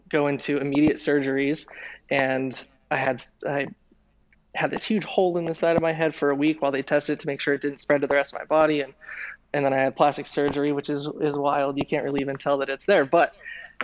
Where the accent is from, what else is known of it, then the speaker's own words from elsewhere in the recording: Denver, Colorado, United States; moved away; also born or lived in East Bay, California; I grew up in Denver, Colorado